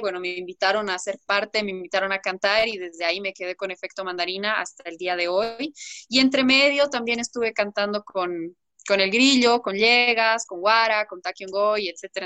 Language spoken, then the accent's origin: Spanish; Bolivia; como yo soy boliviana y tengo la raíz también boliviana